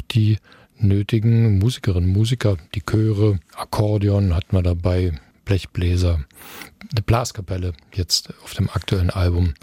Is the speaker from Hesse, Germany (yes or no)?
no; Eisenhüttenstadt, Brandenburg, Germany; moved away as an adult; now in Dresden, Germany; Eisenhüttenstadt, meine Geburtsstadt, wo ich die ersten 20 Jahre meines Lebens verbracht habe